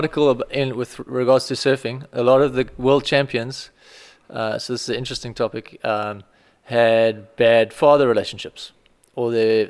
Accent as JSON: {"language": "English", "town": "Strand", "region": "Western Cape", "country": "South Africa", "tie": "born or raised there", "said": "I lived in Strand my whole life."}